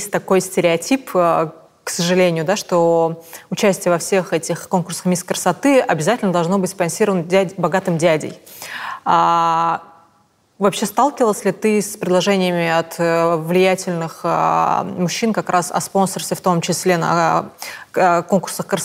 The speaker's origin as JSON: {"language": "Russian", "town": "Tomsk", "region": "Tomsk Oblast", "country": "Russia", "tie": "born or raised there", "said": "потому что я выросла в Томске, где тоже не было крытых рынков и тем более торговых центров."}